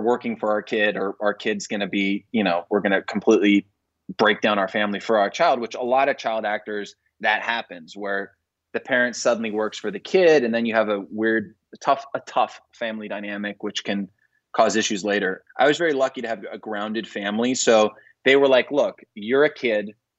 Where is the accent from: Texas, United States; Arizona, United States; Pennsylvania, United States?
Arizona, United States; moved away; I was just a normal kid from Arizona who played ice hockey, believe it or not, in the desert